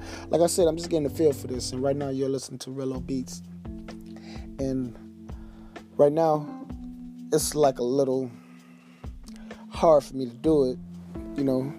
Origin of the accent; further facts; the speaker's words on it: Detroit, Michigan, United States; I'm from Detroit, Michigan. You know, D-Baby. 7 Mile, Better Mile, East Side.